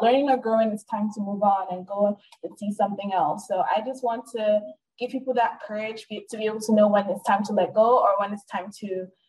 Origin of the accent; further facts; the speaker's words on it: Nigeria; now in United States; where are you from? And then I say, I'm Nigerian. They're like, well, I don't hear the accent.